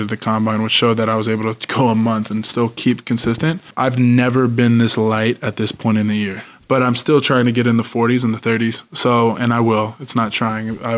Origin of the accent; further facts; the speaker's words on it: Washington, United States; I know I'm from Washington.